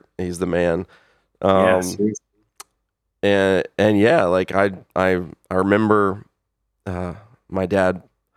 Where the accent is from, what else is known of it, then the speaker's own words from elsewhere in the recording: the South, United States; I grew up in the South